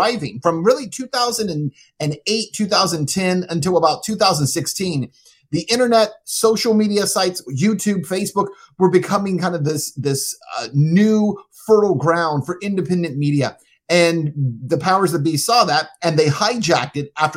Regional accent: El Paso, Texas, United States; moved away as an adult; also born or lived in Cincinnati; I was working in El Paso, that's my hometown, on the border

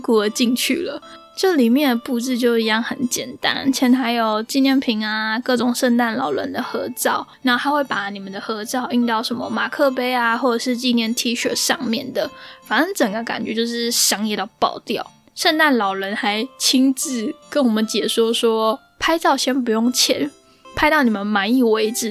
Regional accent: Taiwan; 我是一个非常非常怕冷的人，就是那种我觉得我自己应该是在本卡曼谷出生的台妹，而不是台湾人的那种。

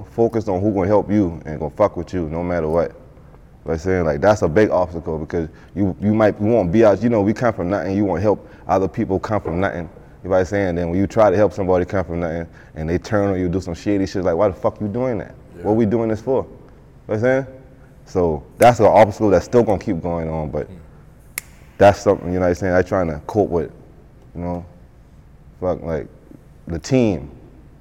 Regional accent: United States; I grew up on the Macon.

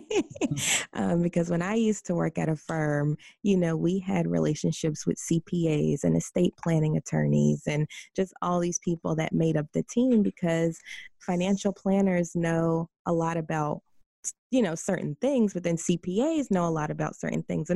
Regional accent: White Plains, New York, United States; I'm from White Plains

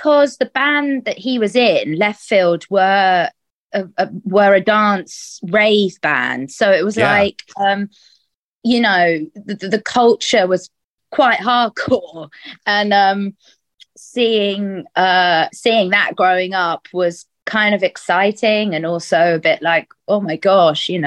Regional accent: London, United Kingdom; I was born and raised in London, and have never left London

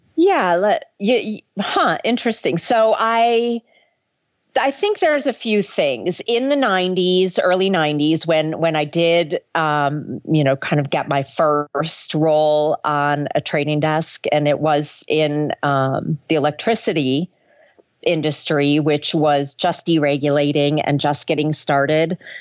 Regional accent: Minnesota, United States; I grew up in Minnesota went to the University of Minnesota

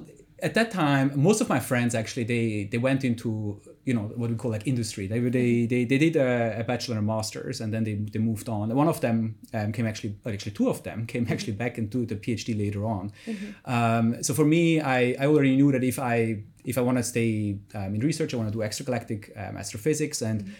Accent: Zurich, Switzerland; English is a second language; close to Zurich, in the countryside of Zurich. And so, yeah, that's where basically I started this passion and this dream.

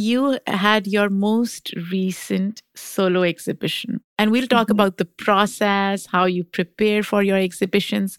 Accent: Pakistan; moved away as an adult; now in United States; I grew up in Pakistan. I came here in my 20s

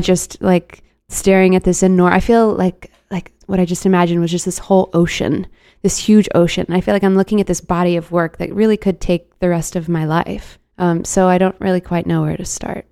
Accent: Dallas, Texas, United States; I'm from Dallas, and, like, being in Texas

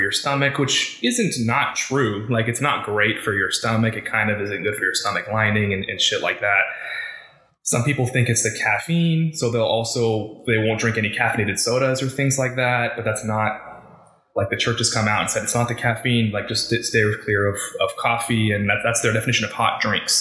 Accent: Oregon, United States; moved away as an adult; also born or lived in Nebraska / Utah / New York; now in Texas, United States; I grew up in Oregon, but I've kind of been all over the place

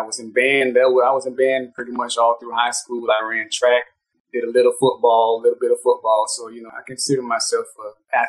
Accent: Orlando, Florida, United States; I am actually born and raised in Orlando.

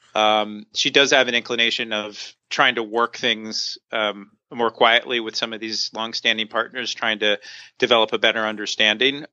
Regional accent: Hershey, Pennsylvania, United States; moved away; I grew up in Hershey, Pennsylvania, in Central Pennsylvania

